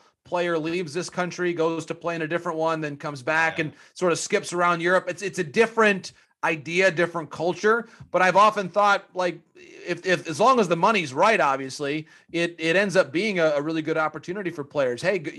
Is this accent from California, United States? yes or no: no; Michigan, United States; just coming from a smaller town in Michigan, Clayton Kershaw pitched for a team in the next town, the Great Lakes Loons, and people still talk about him there. It's my hometown 15 years later.